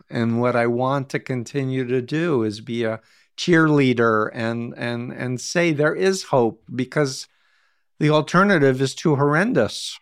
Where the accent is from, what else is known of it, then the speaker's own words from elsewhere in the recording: United States; As an American